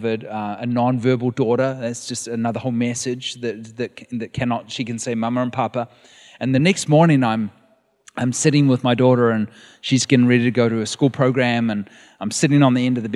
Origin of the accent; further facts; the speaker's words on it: New Zealand; moved away as an adult; now in California, United States; We are from New Zealand